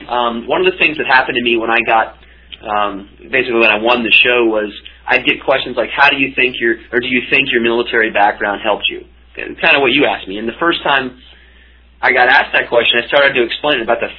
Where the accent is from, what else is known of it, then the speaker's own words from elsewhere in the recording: Florida, United States; also born or lived in Kentucky / Wyoming; now in New York City, United States; I was born in Kentucky. I did some growing up in Florida, high school in Wyoming, so I'm pretty used to moving around.